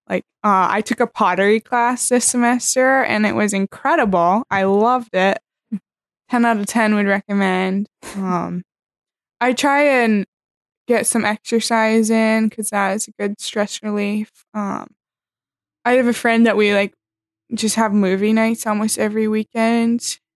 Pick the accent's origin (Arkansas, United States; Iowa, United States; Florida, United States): Iowa, United States; Pella; I'm from a small town in Iowa called Pella